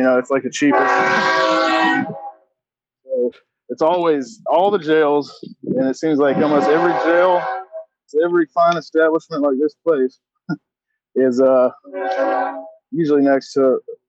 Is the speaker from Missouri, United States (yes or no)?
no; Augusta, Georgia, United States; I grew up in Augusta, Georgia.